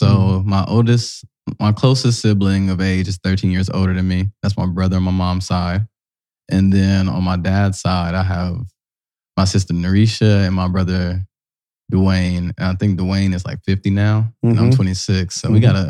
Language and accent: English; Columbus, Ohio, United States; also born or lived in Virgin Islands; I'm from Columbus, east side of Columbus. But my dad was from the Virgin Islands. He was born in St. Thomas and lived in St. Croix. So I did a lot of living back and forth there.